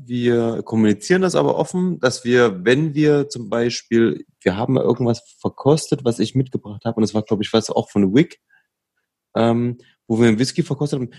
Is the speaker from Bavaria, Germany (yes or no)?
no; Leipzig, Saxony, Germany; wir sind ja aus Leipzig